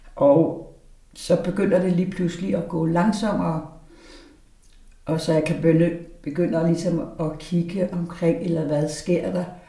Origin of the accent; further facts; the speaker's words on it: Aarhus, Central Denmark Region, Denmark; moved away; also born or lived in Valby; jeg er født i Aarhus i 51